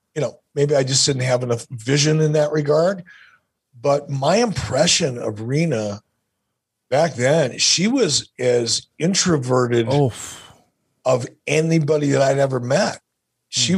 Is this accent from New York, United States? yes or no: no; Detroit, Michigan, United States; growing up as a kid, growing up in Detroit